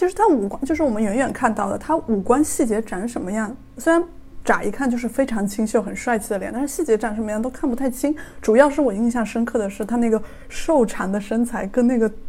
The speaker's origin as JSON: {"language": "Chinese", "region": "Yunnan", "country": "China", "moved": "as an adult", "lives_now": "Tokyo, Japan", "said": "我是来自云南哈尼族，住在东京，在日本七年的"}